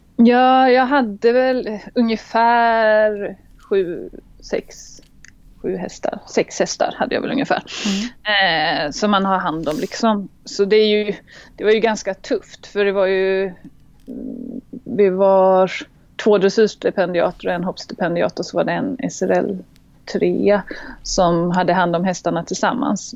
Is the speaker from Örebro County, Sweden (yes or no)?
no; Gothenburg, Västra Götaland, Sweden; also born or lived in Halmstad; now in France; jag kommer från början från Göteborg mm. eh, och växte upp där.